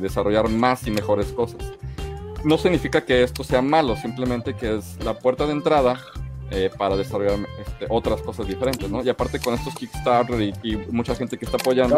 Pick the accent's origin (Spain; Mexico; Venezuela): Mexico; como mexicanos